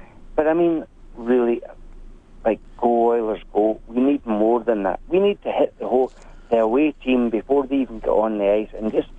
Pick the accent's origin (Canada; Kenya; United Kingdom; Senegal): United Kingdom; Scotland; moved away; I'm Scottish, right?